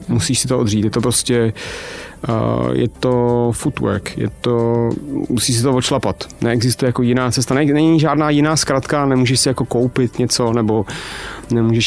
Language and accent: Czech; Czechia; u nás v Čechách žijeme v neuvěřitelně demotivujícím